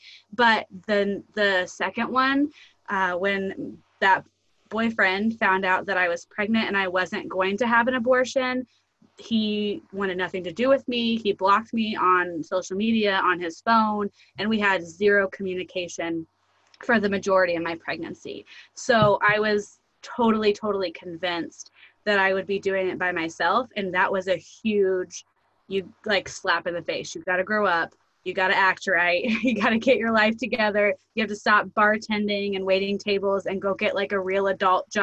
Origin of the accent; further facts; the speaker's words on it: rural Indiana, United States; I live in super, super rural Indiana and less than 1,000 people in my hometown. And so my husband is actually, we still live here where we were both raised and went to school